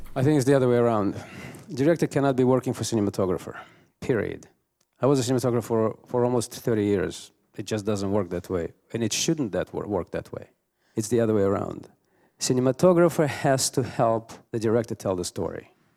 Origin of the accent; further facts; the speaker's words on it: Russia; moved away; I come from Russia